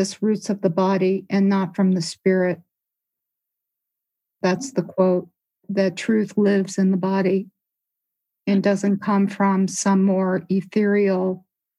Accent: Midwest, United States; where I grew up in the Midwest, there are these beautiful deciduous trees.

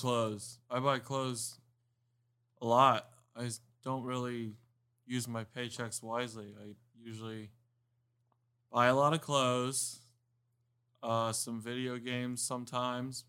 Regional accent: Miami, Florida, United States; also born or lived in Homestead, Florida; I grew up in Miami, I was born in Miami, but when I was about thirteen, fourteen years old, we moved to Homestead

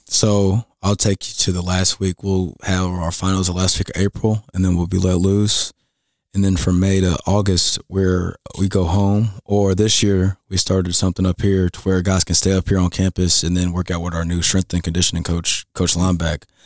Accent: Jeffersonville, Indiana, United States; also born or lived in Owensboro, Kentucky; I'm from Jeffersonville, Indiana, right next to Louisville

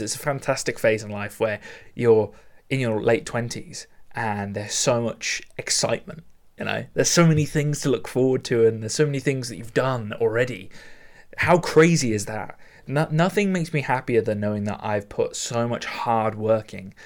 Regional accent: United Kingdom; very British of me

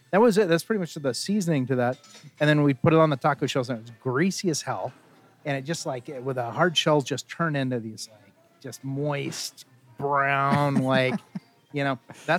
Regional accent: Burlington, Kansas, United States; now in Lenexa, United States; When I was a little kid, I grew up in Burlington, Kansas

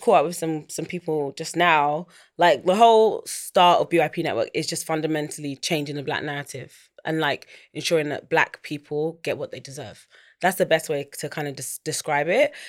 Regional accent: London, United Kingdom; also born or lived in United States; I grew up in East London.

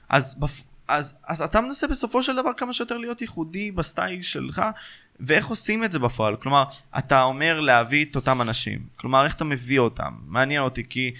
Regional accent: Ashkelon, Southern District, Israel; אצלנו באשקלון

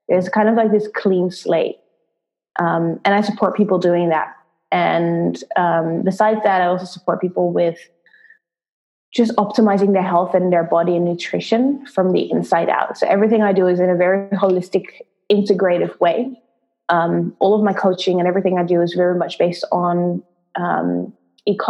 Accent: Netherlands; moved away as an adult; also born or lived in London; I'm originally from the Netherlands, Holland.

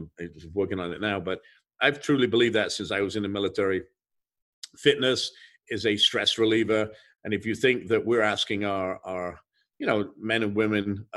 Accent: England, United Kingdom; moved away; I grew up in England

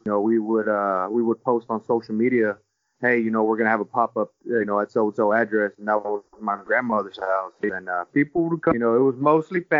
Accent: Houston, Texas, United States; we are both from Houston

